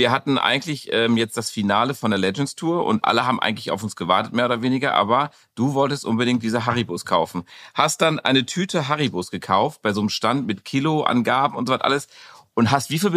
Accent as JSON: {"language": "German", "town": "Munich", "region": "Bavaria", "country": "Germany", "said": "bin ja Münchner Madel."}